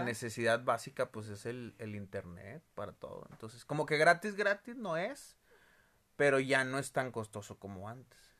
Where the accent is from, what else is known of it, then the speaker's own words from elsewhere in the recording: Monterrey, Nuevo León, Mexico; todos los regios